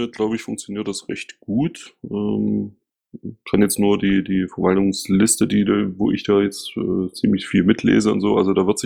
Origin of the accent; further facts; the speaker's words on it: Ismaning, Bavaria, Germany; Ich sehe das bei uns gerade im Münchenland äh, richtig schwierig an. Also äh, Beispiel Ismaning, wo ich herkomme